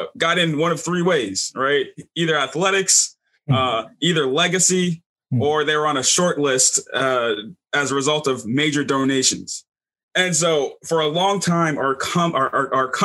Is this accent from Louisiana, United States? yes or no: yes; Baton Rouge, Louisiana, United States; I'm from Baton Rouge, Louisiana.